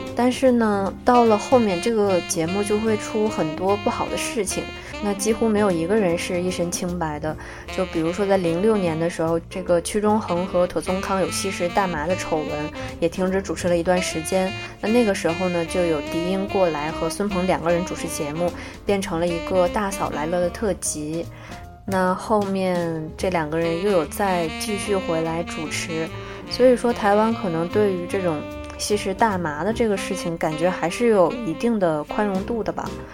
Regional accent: China; 我们大陆人

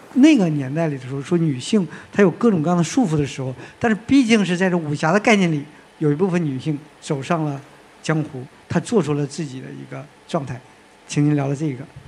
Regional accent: Northeast China, China; 我是东北人

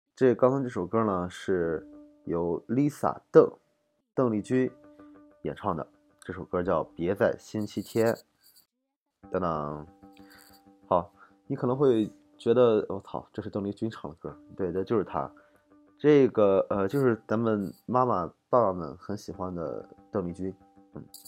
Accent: Shandong, China; 我是山东人

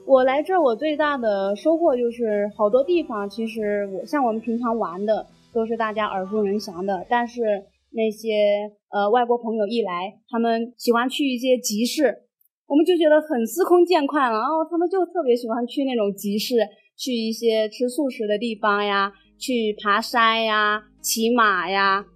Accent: Gao'an, Jiangxi, China; moved away as an adult; now in Dali, China; 我是江西高安的

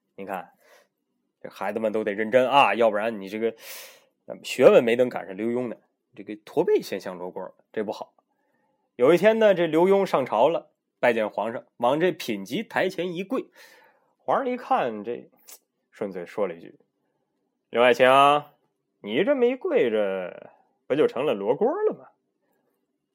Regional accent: China; 我们中国人啊，最讲究的就是人际关系啊，人情往来

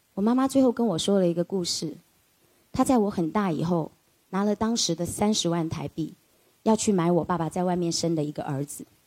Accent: Taiwan; 我父亲是个军人，他从山东到了台湾

